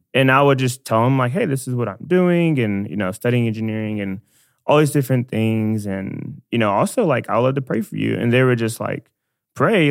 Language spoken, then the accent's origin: English; Dallas, Texas, United States; I'm from Dallas, born and raised.